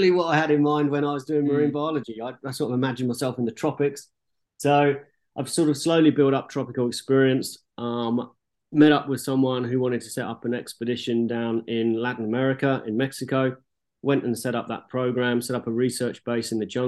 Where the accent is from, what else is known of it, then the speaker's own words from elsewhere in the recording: Hertfordshire, East of England, United Kingdom; now in Cape Town, South Africa; Originally Hertfordshire in England, but in Cape Town